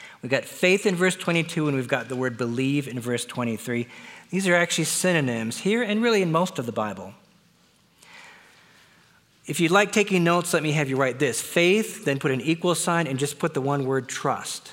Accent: Wisconsin, United States; I was born in Wisconsin.

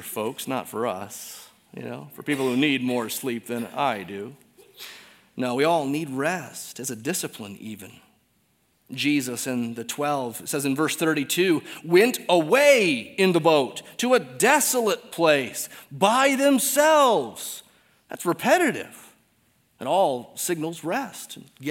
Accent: Detroit, Michigan, United States; moved away; I'm from Detroit

